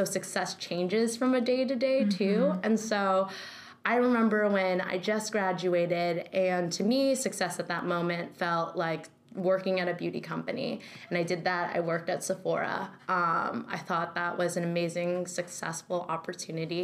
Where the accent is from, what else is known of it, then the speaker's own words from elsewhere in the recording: Northern California, United States; moved away as an adult; now in New York, United States; born and raised in California. Totally. I'm from Northern California